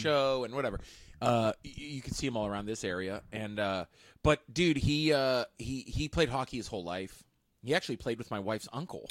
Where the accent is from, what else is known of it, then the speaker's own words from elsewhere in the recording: Pittsburgh, Pennsylvania, United States; I was from Pittsburgh